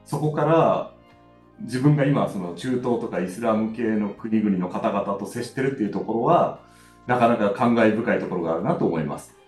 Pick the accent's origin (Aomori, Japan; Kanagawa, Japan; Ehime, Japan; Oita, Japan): Oita, Japan; moved away as an adult; 私大分出身なので